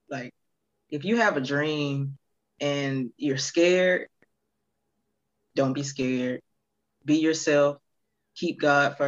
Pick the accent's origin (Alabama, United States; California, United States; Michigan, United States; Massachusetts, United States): Alabama, United States; Prichard; my hometown, Pritchard, Mobile